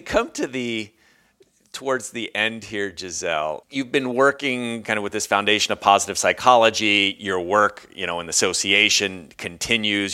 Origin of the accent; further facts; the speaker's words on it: United States; moved away; also born or lived in Europe; we're both from the States, uh, Americans